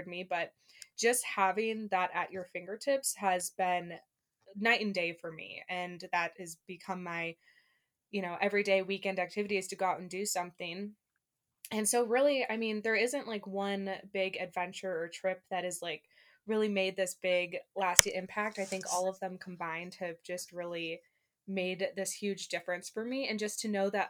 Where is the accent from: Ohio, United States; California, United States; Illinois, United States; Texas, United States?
Illinois, United States; Northern; moved away as an adult; now in Washington, United States; I'm from Northern Illinois, like just south of the Wisconsin